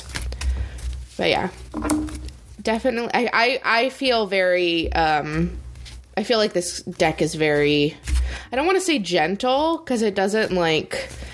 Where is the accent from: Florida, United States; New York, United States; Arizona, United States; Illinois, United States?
Arizona, United States; I grew up in Arizona